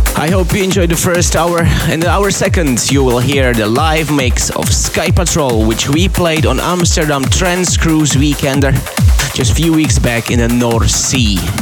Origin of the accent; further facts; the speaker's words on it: Slovakia; moved away; Slovakia. After a very long time, I'm coming back to my home country.